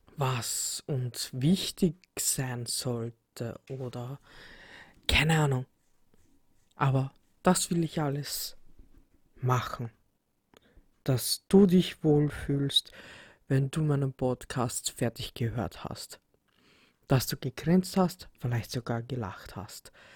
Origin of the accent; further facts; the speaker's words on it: Vienna, Austria; ich komme aus Wien